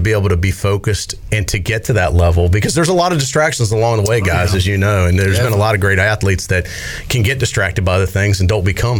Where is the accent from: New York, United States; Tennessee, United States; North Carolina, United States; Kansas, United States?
North Carolina, United States; Raleigh; because I'm from Raleigh too.